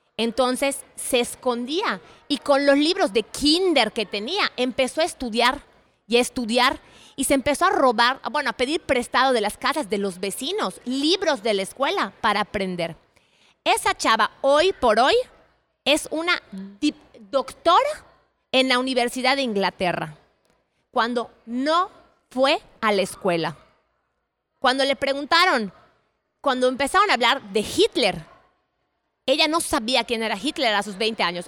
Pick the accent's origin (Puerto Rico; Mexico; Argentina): Mexico; yo soy mexicana